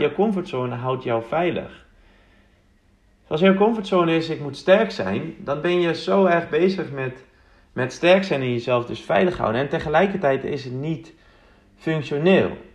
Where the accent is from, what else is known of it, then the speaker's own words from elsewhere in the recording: Uitgeest, North Holland, Netherlands; now in Amsterdam, Netherlands; Ik ben opgegroeid in Mooi Uitgeest